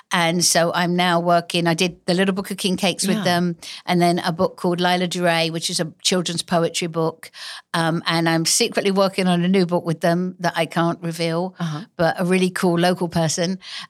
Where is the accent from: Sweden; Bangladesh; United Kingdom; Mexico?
United Kingdom; England; accent: English; now in United States; I traveled the country giving speeches and using my newfound English accent that I didn't really have in England because...